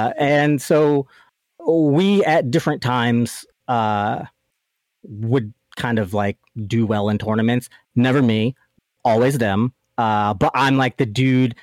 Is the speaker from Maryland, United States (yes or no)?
yes; Baltimore, Maryland, United States; I'm from Baltimore